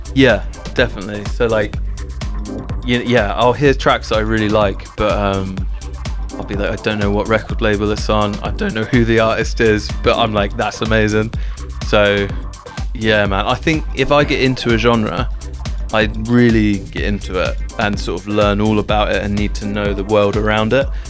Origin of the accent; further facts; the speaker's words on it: Southampton, South East England, United Kingdom; I'm from Southampton, Southampton, in England, which is like an hour south of London